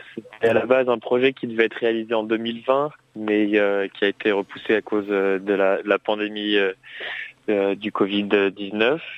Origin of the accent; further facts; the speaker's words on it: Grenoble, Auvergne-Rhône-Alpes, France; je suis originaire de Grenoble